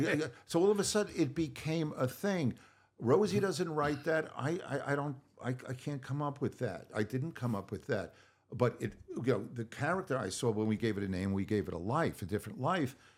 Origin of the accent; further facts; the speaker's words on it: Long Island, New York, United States; growing up on Long Island